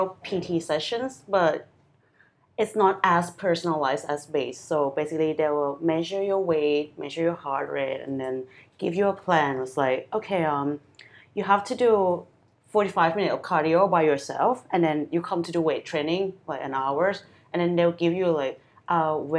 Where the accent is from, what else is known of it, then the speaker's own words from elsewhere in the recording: Thailand; also born or lived in London; I grew up in Thailand